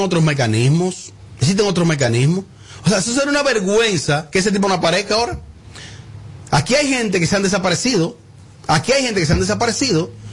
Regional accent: Bonao, Monseñor Nouel, Dominican Republic; mi pueblo Bonao

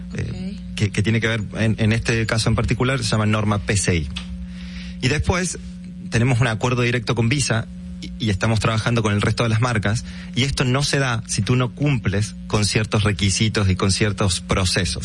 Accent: Argentina; moved away as an adult; now in Dominican Republic; Yo soy argentino, hace ocho años que, que vivo en el país.

